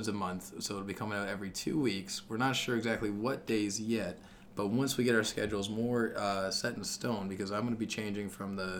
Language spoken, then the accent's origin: English; Canada; I'm Canadian